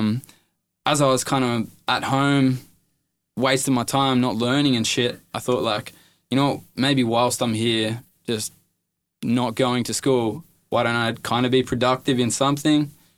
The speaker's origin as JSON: {"language": "English", "town": "Ballina", "region": "New South Wales", "country": "Australia", "tie": "born there", "also_born_or_lived": "Inverell / Parkes / Dubbo / Mudgee", "said": "Nah, so I moved around heaps, bro. I was born in Ballina, then we moved to Inverell, then Parks, then Dubbo, then Mudgee, then I left school, then I lived in Wollongong, Then Maitland, then Musselbrook"}